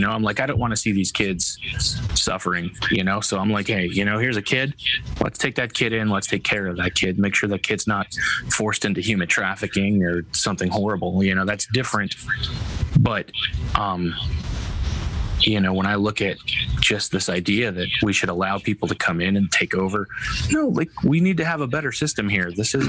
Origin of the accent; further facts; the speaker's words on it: United States; as an American, that's the mindset where it's inbred.